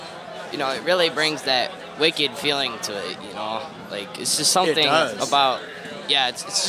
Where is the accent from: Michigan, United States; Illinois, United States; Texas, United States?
Illinois, United States; I am from Illinois.